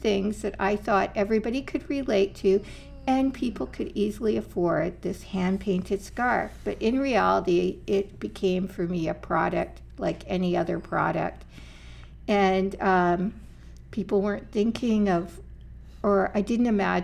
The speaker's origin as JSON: {"language": "English", "region": "Ontario", "country": "Canada", "tie": "born or raised there", "also_born_or_lived": "Halifax, Nova Scotia / Montreal / Lethbridge / North Battleford", "moved": "as an adult", "lives_now": "Saskatoon, Canada", "said": "I was born in Northern Ontario and our family moved down south when I was, elementary school."}